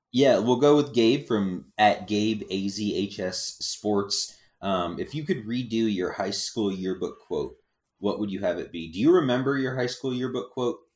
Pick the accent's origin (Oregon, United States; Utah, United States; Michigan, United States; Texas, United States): Texas, United States; Galveston; when I was a little kid, we grew up, um, I was born in Galveston, Texas, a little island town